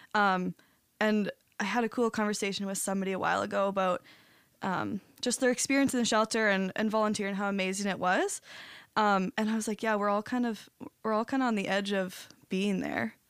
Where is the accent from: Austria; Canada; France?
Canada; St. Thomas, Ontario; moved away as an adult; now in St. Catharines, Canada; I'm from Saint Thomas and just moved here just over two months ago.